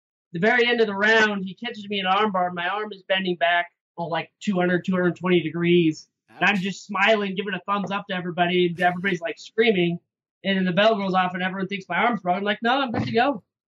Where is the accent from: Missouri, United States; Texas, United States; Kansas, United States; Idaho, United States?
Idaho, United States; moved away as an adult; now in Salt Lake City, United States; I'm from Idaho. I was fighting out of Idaho for a few years